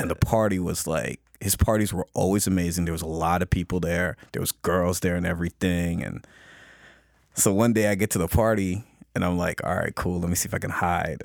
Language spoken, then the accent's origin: English; Toronto, Ontario, Canada; growing up in Scarborough